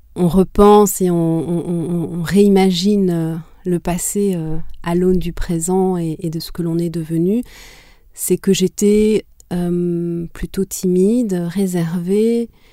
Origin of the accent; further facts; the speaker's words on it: Butare, Southern Province, Rwanda; first language Kinyarwanda; French is a second language; also born or lived in Canada; now in France; Je suis née à Boutaré, qui est la deuxième ville du Rwanda.